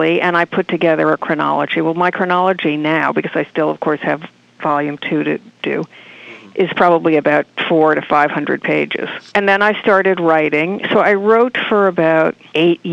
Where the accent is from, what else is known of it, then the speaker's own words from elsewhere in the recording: Martha's Vineyard, Massachusetts, United States; I grew up on Martha's Vineyard